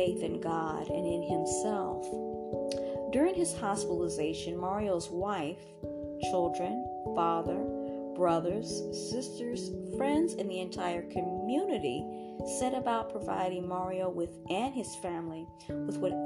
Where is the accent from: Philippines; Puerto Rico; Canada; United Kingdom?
Puerto Rico; also born or lived in Dominican Republic; My family is from the Dominican Republic, and I was raised in Puerto Rico